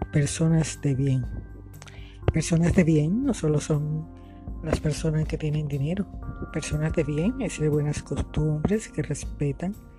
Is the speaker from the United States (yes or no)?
no; Colombia; now in Barranquilla, Colombia; En mi país, Colombia, mi maravilloso país hermoso.